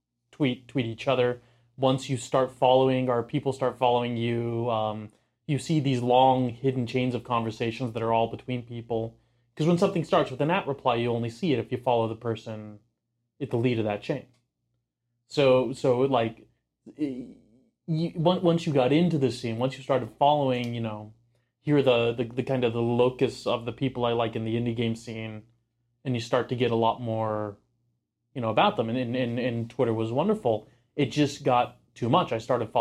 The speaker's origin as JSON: {"language": "English", "town": "Houston", "region": "Texas", "country": "United States", "tie": "born or raised there", "said": "I grew up rooting for the Rockets and the Astros because I grew up in Houston"}